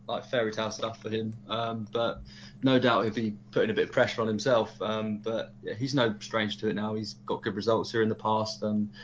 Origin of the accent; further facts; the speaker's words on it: Colchester, East of England, United Kingdom; because he's from my hometown, Colchester.